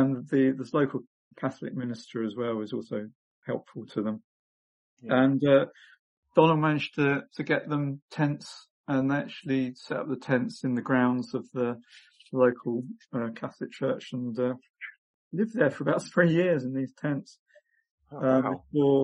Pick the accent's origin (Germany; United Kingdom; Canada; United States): United Kingdom; England; I was born in England